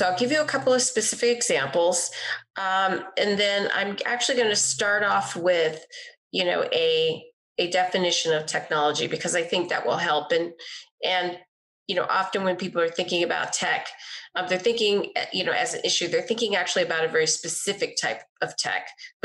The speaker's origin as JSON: {"language": "English", "region": "Texas", "country": "United States", "tie": "born or raised there", "said": "I grew up in Texas in the 80s"}